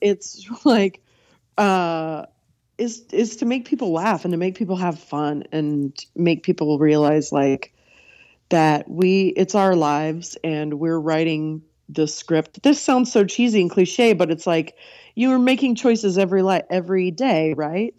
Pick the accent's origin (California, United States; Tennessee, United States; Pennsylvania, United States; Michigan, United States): California, United States; moved away as an adult; also born or lived in New York City / Minneapolis; I grew up in California with you